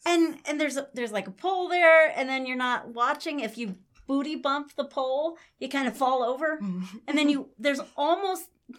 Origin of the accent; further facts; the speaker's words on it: Denver, Colorado, United States; we are from Denver.